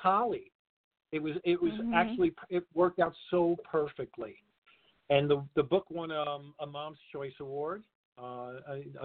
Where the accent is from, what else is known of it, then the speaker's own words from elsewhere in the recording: New York City, New York, United States; I was born and raised in Brooklyn, New York